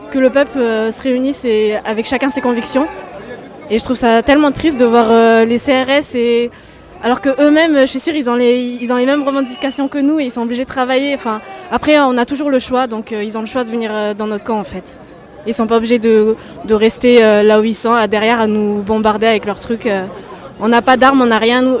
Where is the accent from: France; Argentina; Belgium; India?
France; Je suis française aussi.